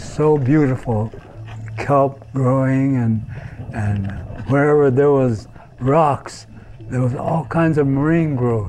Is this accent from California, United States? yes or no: yes; Monterey, California, United States; I was born in Monterey, about a half a block from the entrance to the aquarium now, but that was in March the 7th, 1919.